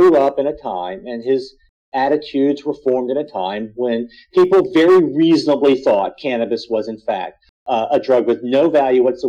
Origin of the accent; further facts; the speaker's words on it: Georgia, United States; my home state of Georgia